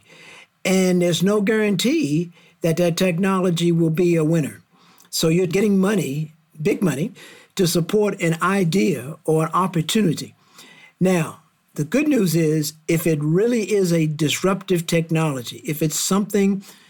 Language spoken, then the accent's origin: English; Washington, District of Columbia, United States; now in Cleveland, United States; I'm from the Washington, D.C. area. I grew up in the 50s, 60s, 70s